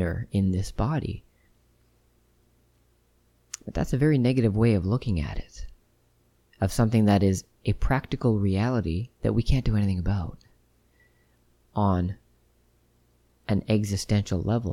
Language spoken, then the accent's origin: English; Ottawa, Ontario, Canada; my hometown of Ottawa, where I was born and raised